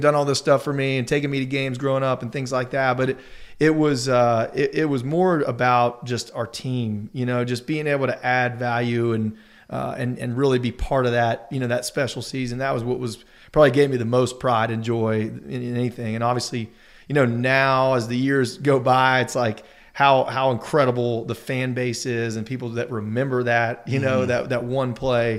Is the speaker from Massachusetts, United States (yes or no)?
no; Charleston, West Virginia, United States; growing up in Charleston, going to Mountaineer games